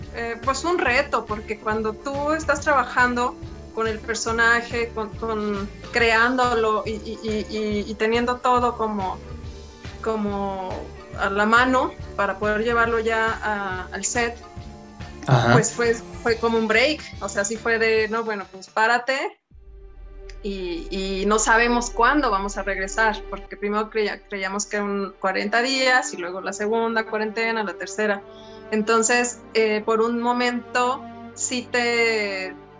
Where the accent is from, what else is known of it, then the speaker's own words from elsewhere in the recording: Durango, Mexico; moved away as an adult; now in Mexico City, Mexico; yo soy de Durango